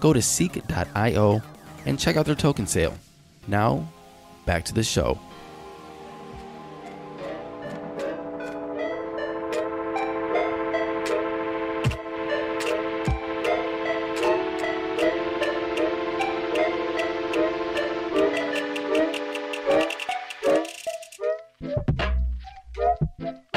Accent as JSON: {"language": "English", "town": "Cleveland", "region": "Ohio", "country": "United States", "tie": "born or raised there", "said": "I was born in Cleveland"}